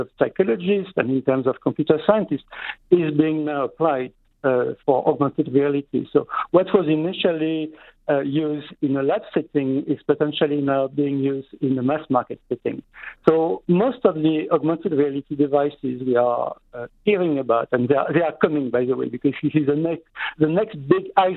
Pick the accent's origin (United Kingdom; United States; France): France; now in Montreal, Canada; in my home country, in France